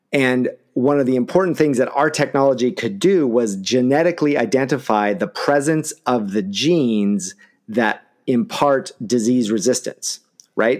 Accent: Eugene, Oregon, United States; I'm from Eugene.

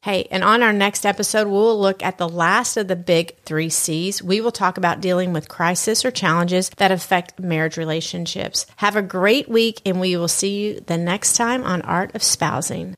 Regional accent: Southern United States, United States; accent: Southern; my Southern accent

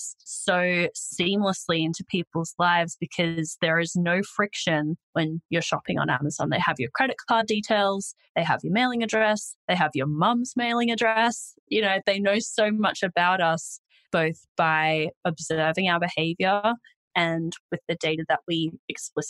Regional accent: Australia; I'm Australian, if you couldn't already tell from my accent

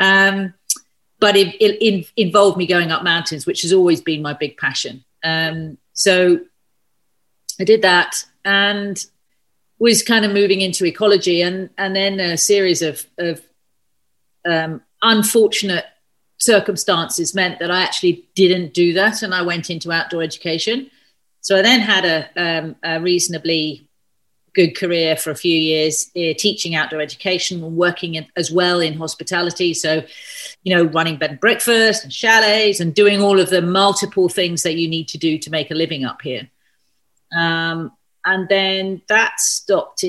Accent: London, United Kingdom; moved away as an adult; now in Scottish Highlands, United Kingdom; I was born and raised in South London

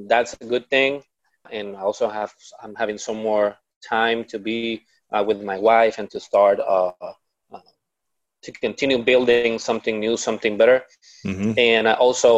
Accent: Puerto Rico; I'm from Puerto Rico

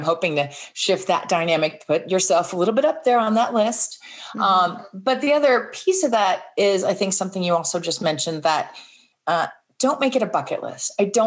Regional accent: United States; moved away; also born or lived in Texas; I grew up in Florida and Texas

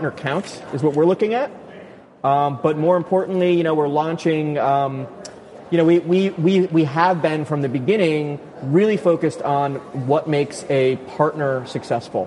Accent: New York, United States; I'm from New York

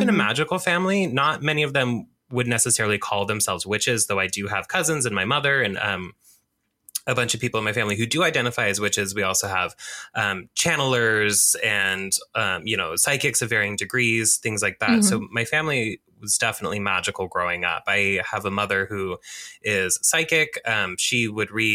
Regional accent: Oregon, United States; I am here, of course, in my home state of Oregon, which I love dearly

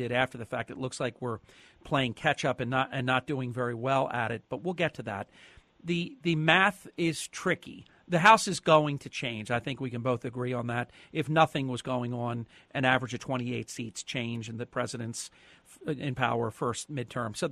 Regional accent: New Jersey, United States; my home state of New Jersey

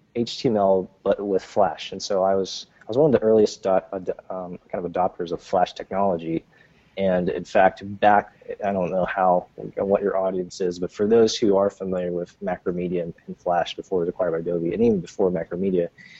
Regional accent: New Jersey, United States; I grew up in Jersey.

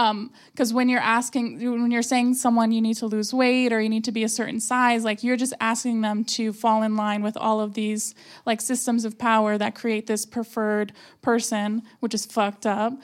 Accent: South Florida, United States; moved away; I'm from a very warm climate

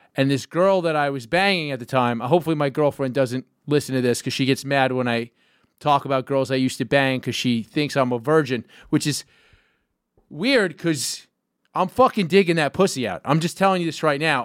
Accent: New York City, New York, United States; I grew up in Gowanus, which is Park Slope adjacent

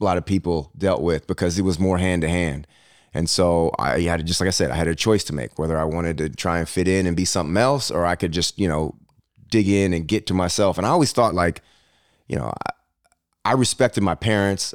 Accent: Berkeley, California, United States; moved away as an adult; also born or lived in Michigan; I grew up in Berkeley, California

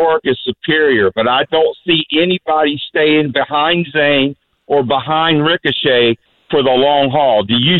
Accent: Florida, United States; I'm from Florida

